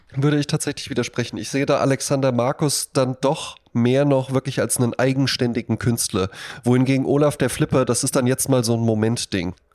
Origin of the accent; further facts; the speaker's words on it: Germany; In Bonn-Baden, wo ich herkomme, neben dem Haus, in dem ich aufgewachsen bin